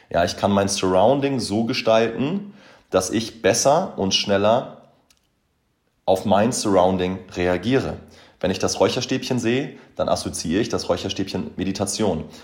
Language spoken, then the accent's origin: German; Boberg, Hamburg, Germany; Ja, ich bin damals in Boberg aufgewachsen, das ist so irgendwie mein, mein Happy Place